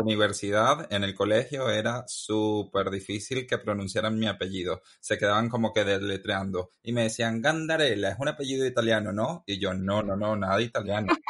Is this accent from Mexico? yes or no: no; Venezuela; moved away as an adult; now in Madrid, Spain; Salí de Venezuela a los 25 años, joven